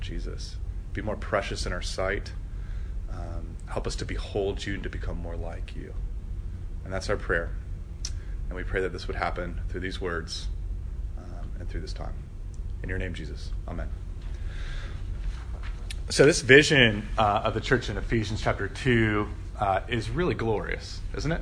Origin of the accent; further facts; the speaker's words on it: Midwest, United States; accent: Midwestern; That was my Midwestern accent, Hosier.